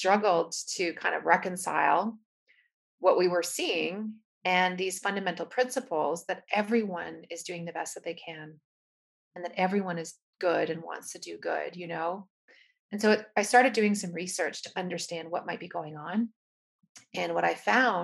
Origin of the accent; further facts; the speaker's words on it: Canada; now in United States; I'm from Canada, but now based out of the United States.